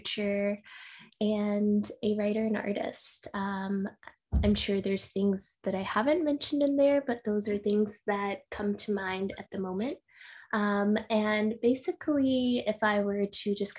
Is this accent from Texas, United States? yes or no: yes; Midland, Texas, United States; also born or lived in Miami; now in San Diego, United States; I am originally from Texas. I grew up in a small town, smallish town called Midland. So if you know Friday Night Lights, that's my hometown.